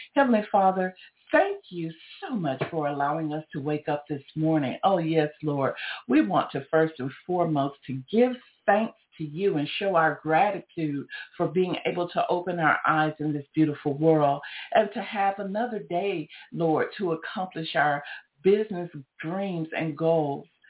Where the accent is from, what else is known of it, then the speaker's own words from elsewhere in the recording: Georgia, United States; I'm from Georgia